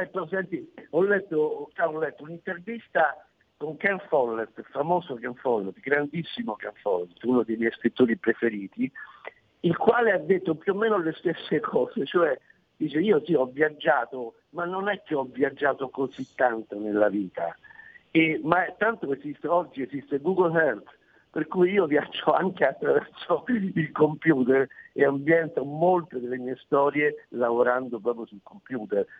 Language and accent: Italian; Rome, Lazio, Italy; io non sono di Genova ma sono di Roma